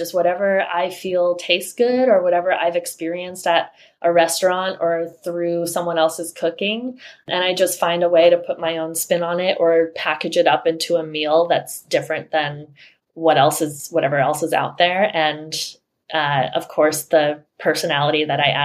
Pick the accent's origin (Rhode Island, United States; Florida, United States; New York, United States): Rhode Island, United States; moved away as an adult; I grew up in Rhode Island, and it's not a very diverse place